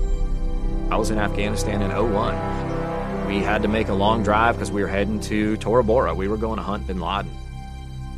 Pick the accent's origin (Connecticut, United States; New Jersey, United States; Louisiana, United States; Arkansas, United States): Connecticut, United States; I grew up in New England, grew up in Connecticut